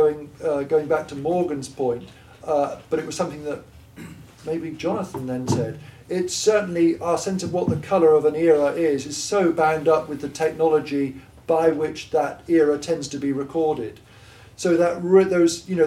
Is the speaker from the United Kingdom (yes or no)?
yes; Gloucestershire, South West England, United Kingdom; accent: Gloucestershire; I'm from Gloucestershire